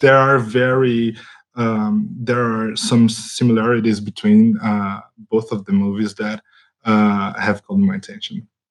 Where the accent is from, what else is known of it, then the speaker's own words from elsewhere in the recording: Brazil; English is a second language; I come from Brazil